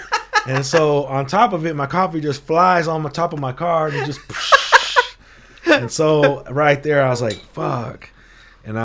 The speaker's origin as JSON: {"language": "English", "town": "Oxnard", "region": "California", "country": "United States", "said": "Like I said, we came from Oxnard, right? I came from fucking, you know what I mean? Came from the projects, right?"}